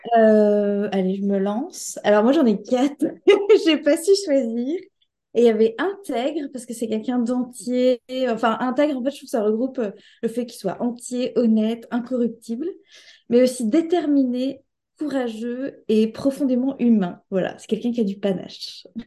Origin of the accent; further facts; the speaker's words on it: Caen, Normandy, France; moved away as an adult; also born or lived in Paris; now in Caen, France; je suis native de Caen